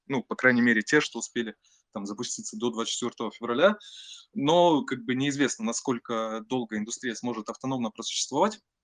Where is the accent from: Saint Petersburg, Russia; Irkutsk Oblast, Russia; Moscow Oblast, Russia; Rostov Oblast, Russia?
Rostov Oblast, Russia; Taganrog; moved away as an adult; also born or lived in Tatarstan; now in Moscow, Russia; все детство я провел в Ростовской области, городе Таганроге